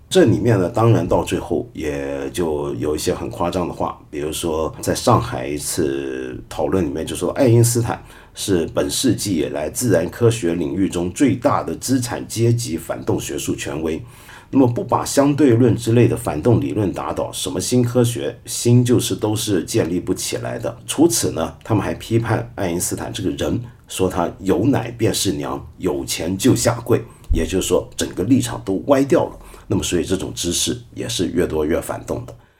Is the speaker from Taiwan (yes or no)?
yes; Taiwan; 我那个时候在台湾八十年代头的时候在台湾